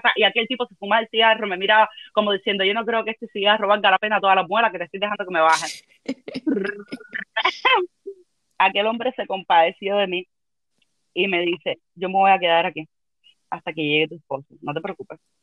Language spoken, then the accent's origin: Spanish; Havana, Cuba; moved away as an adult; yo nunca me quise ir de Cuba